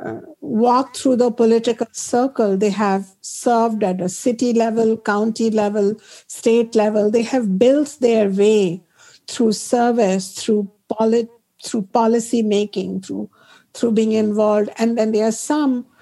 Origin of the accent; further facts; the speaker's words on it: Ayodhya, Uttar Pradesh, India; moved away; growing up in Ayodhya, our deity is Rama, Sita, Lakshmana, Hanumana, because we have grown up in Ram Lala's home in Ayodhya